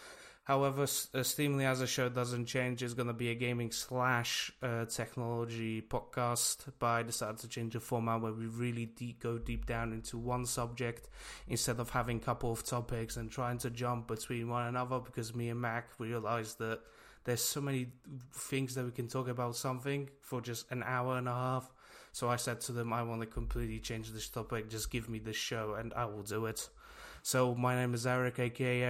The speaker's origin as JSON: {"language": "English", "country": "Poland", "moved": "yes", "lives_now": "United Kingdom", "said": "I am from Poland, and I lived in Poland for a very long time"}